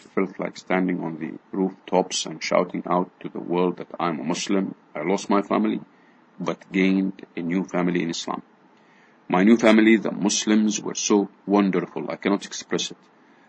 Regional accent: Canada; Myself, I am from a Canadian and Anglican background, and my husband never joined his Christian church, Presbyterian.

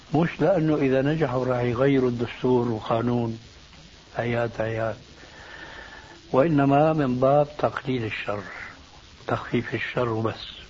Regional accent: Syria; عندنا في الشام

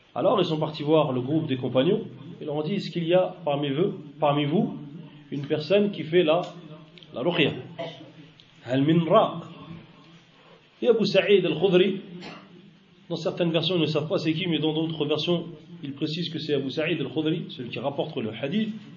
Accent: Algeria; moi j'habite dans une région, en Algérie, où il y en a beaucoup, c'est une région désertique

